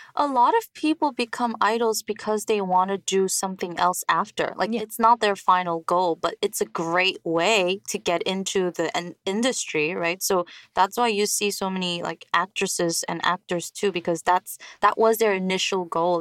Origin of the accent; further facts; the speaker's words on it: New York, United States; now in South Korea; growing up in New York